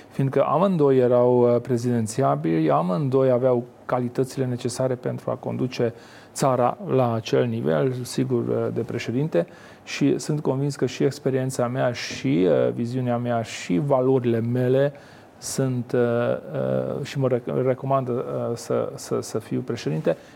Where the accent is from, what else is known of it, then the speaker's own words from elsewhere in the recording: Romania; încercați și cu un maghiar din România, că tot cetățean român sunt.